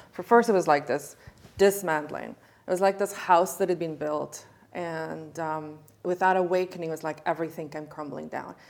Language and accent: English; South Africa; was born and raised in South Africa. I'm a white Afrikaner woman.